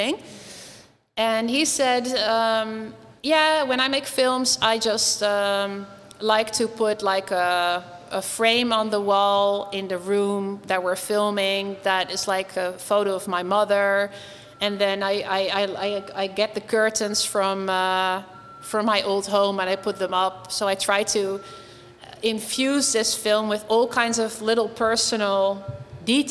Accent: Nijmegen, Gelderland, Netherlands; born or raised there; moved away

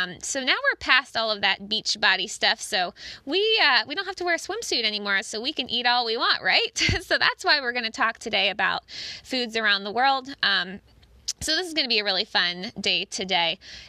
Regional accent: Cincinnati, Ohio, United States; But us Cincinnatians, we're kind of used to it

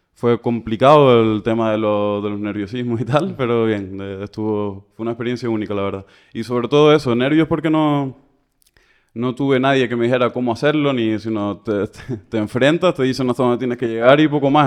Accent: Canary Islands, Spain; moved away as an adult; also born or lived in Barcelona; salí de Canarias un poco más tarde, pero sí, empezar más o menos 2012

